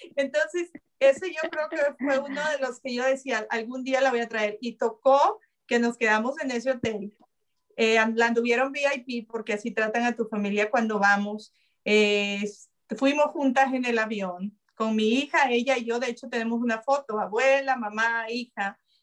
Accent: El Salvador; now in United States; yo quiero ir a El Salvador, quiero llegar allá, quiero... Lo primero, ya le dije a mi hermano, es del camino del aeropuerto a donde vive mi, mamá ahora, en medio, en esa carretera está donde yo nací

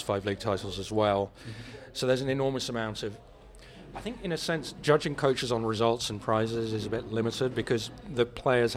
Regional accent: Netherlands; moved away; I grew up in Holland

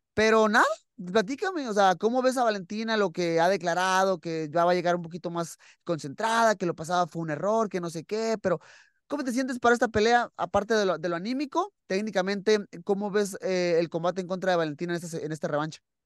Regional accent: Mexico; para nosotros como mexicanos

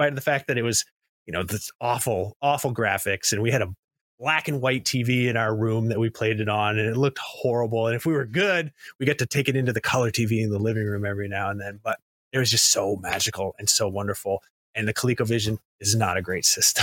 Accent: United States; I'm from America

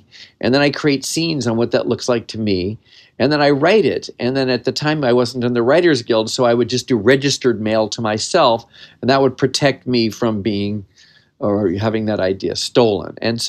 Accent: California, United States; I grew up in the San Fernando Valley. I was just a valley kid. I lived in the radius of about three blocks and had lived in a very small world

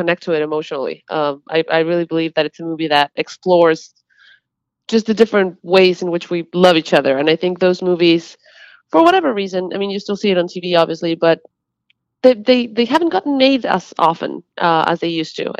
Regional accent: Mexico; moved away as an adult; now in Los Angeles, United States; I was born in Mexico, and I have been in Los Angeles for the past 8 years.

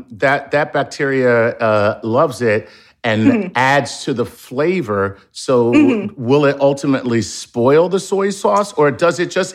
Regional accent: Philadelphia, Pennsylvania, United States; I'm from Philadelphia.

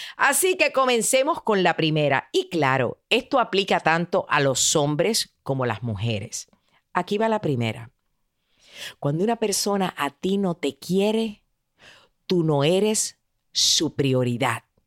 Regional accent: Puerto Rico; como dicen en mi país, en Puerto Rico

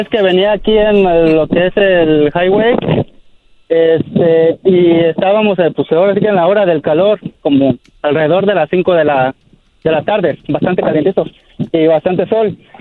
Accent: Nueva Italia, Michoacán, Mexico; now in Sonoma, United States; Yo soy del rancho de Nueva Italia, Michoacán.

